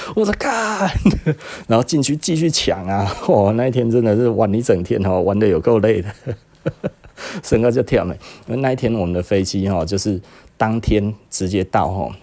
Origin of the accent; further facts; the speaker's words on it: Taiwan; 我们台湾人